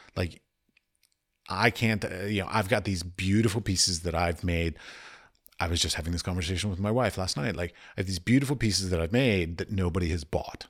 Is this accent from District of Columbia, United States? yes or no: yes; Washington, District of Columbia, United States; moved away; I have lots of friends that I grew up with in Washington, D C